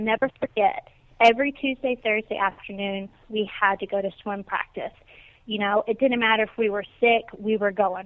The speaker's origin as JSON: {"language": "English", "town": "Natchez", "region": "Mississippi", "country": "United States", "tie": "born or raised there", "moved": "as an adult", "lives_now": "West Palm Beach, United States", "said": "I am originally from Natchez, Mississippi, and lived there for the first 20 years of my life"}